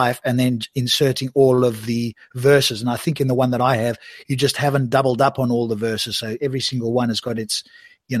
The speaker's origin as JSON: {"language": "English", "country": "South Africa", "moved": "yes", "lives_now": "England, United Kingdom", "said": "from my accent, you may actually pick up that although I live here, I was originally in South Africa."}